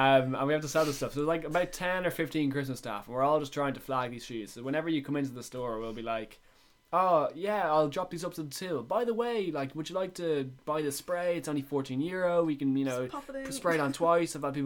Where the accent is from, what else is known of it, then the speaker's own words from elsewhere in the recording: Dublin, Leinster, Ireland; accent: D4; my D4 accent